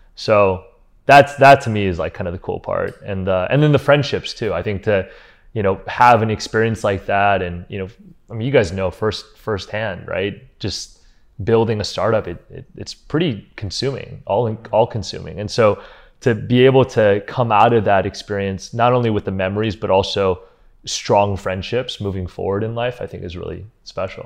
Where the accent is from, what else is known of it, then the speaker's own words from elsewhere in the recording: Cleveland, Ohio, United States; moved away as an adult; also born or lived in Los Angeles; we grew up in Cleveland, Ohio